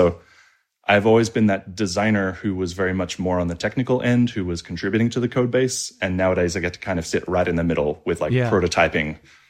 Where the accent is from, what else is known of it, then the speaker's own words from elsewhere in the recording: Australia; moved away as an adult; now in United States; I've been pretty lucky because I moved out to the United States when I was in my mid-20s. I grew up in Australia, despite the accent, and fell into startup land.